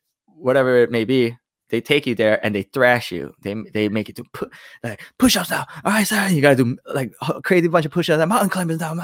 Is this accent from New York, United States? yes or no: yes; New York, United States; I'm from New York